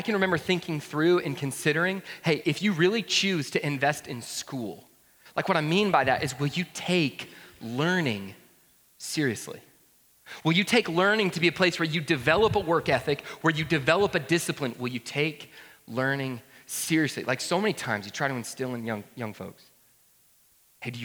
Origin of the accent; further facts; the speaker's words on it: Woodstock, Georgia, United States; I grew up in North Georgia, a town there called Woodstock